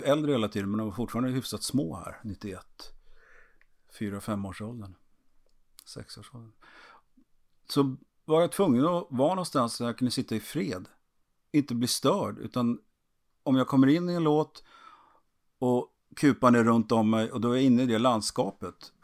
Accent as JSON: {"language": "Swedish", "town": "Trollhättan", "region": "Västra Götaland", "country": "Sweden", "tie": "born or raised there", "said": "i stan där jag är född finns det torg och en kiosk"}